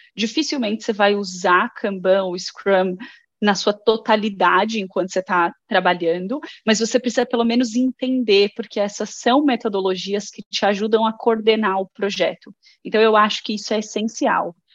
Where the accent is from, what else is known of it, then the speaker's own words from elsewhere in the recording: Guarulhos, São Paulo, Brazil; moved away as an adult; now in Sweden; eu sou de Guarulhos, de São Paulo